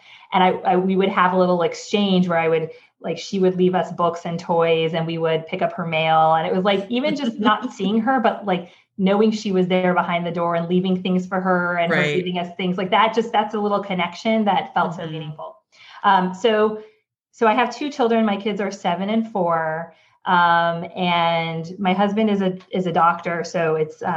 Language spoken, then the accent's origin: English; California, United States; moved away as an adult; now in New York, United States; I am originally from California. I moved to New York now almost 7.5 years ago